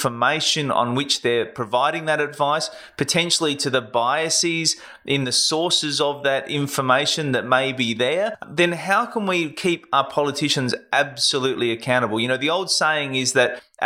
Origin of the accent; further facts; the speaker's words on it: South Australia, Australia; my home state